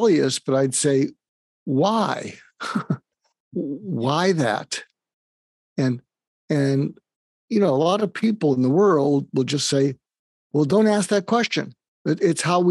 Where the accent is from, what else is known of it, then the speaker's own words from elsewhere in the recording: outside of Boston, Massachusetts, United States; moved away; I grew up outside of Boston